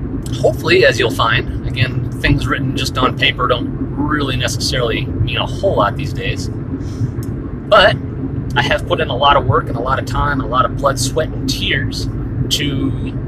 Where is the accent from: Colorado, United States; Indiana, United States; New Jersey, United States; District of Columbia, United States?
Colorado, United States; Fort Collins; I grew up here in Fort Collins, Colorado